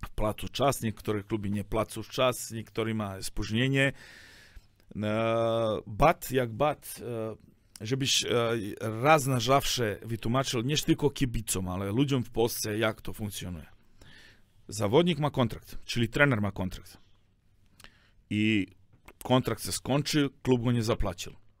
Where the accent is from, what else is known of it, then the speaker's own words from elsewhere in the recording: Serbia; Polish is a second language; now in Poland; ja jestem ze Serbii